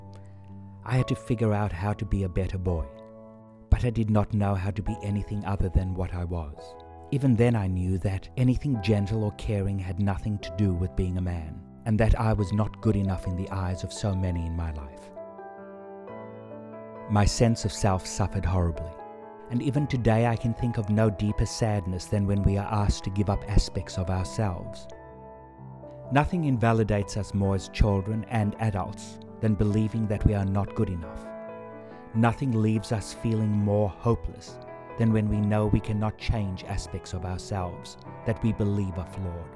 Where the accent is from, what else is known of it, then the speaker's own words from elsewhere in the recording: South Africa; I was born in South Africa